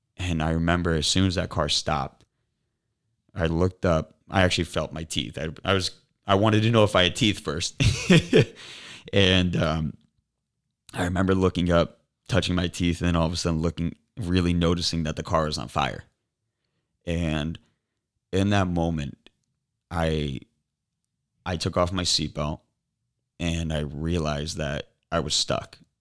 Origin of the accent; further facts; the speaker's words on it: Cape Coral, Florida, United States; now in Naples, United States; I was born and raised in Cape Coral.